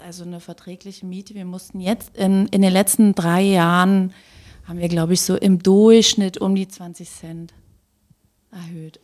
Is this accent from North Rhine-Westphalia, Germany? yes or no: no; Magdeburg, Saxony-Anhalt, Germany; moved away as an adult; now in Leipzig, Germany; geboren bin ich in Reform. Okay. Und dann wirklich in Olmenstedt groß geworden